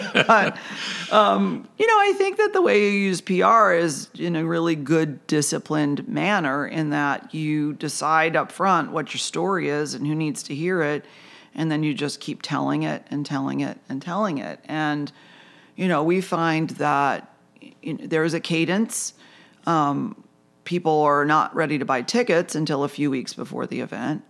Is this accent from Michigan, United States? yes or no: yes; Lapeer, Michigan, United States; moved away as an adult; also born or lived in New York; now in Charleston, United States; I grew up in Lapeer, Michigan, the land of hunting, fishing, and farming